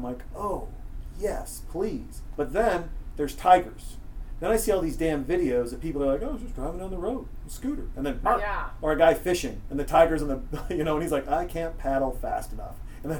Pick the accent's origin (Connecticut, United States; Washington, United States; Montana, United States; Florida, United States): Montana, United States; I'm from Montana. I was with my grandfather in Townsend, Montana.